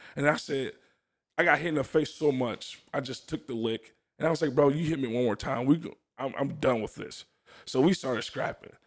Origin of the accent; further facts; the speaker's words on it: New Orleans, Louisiana, United States; I'm from New Orleans, Louisiana